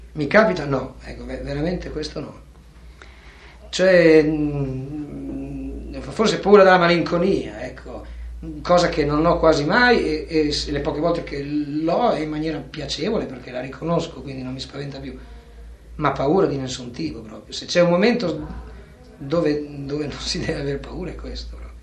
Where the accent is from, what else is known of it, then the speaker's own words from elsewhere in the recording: Bologna, Emilia-Romagna, Italy; now in Rome, Italy; Io vivo a Roma, ma sono nato a Bologna